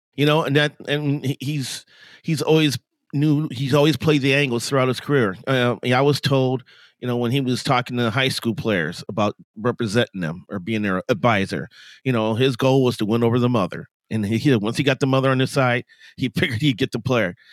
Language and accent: English; Chicago, Illinois, United States; I grew up in Chicago.